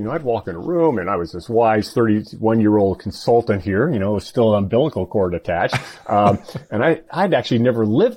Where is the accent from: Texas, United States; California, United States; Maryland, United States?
California, United States; moved away as an adult; also born or lived in North Carolina / Minnesota / Bay Area; growing up in California and then 8 years in North